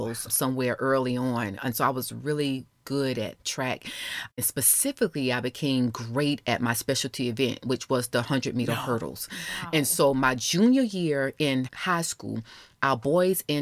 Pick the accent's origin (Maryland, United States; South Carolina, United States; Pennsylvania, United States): South Carolina, United States; Orangeburg; moved away; also born or lived in Alabama; I'm from a small rural town of Orangeburg, South Carolina, so I'm a Carolina girl.